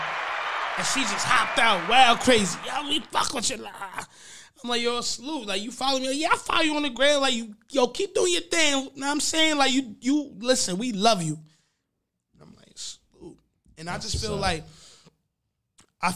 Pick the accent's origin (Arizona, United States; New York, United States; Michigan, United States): New York, United States; Long Island; I'm also from Long Island. From Long Island